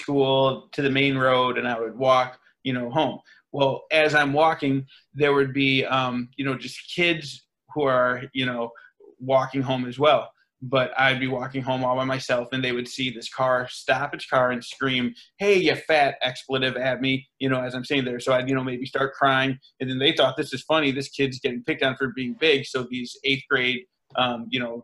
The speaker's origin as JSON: {"language": "English", "town": "Rockford", "region": "Illinois", "country": "United States", "tie": "born or raised there", "said": "I'm thrust into the world of public schools, and I'm from Rockford, Illinois"}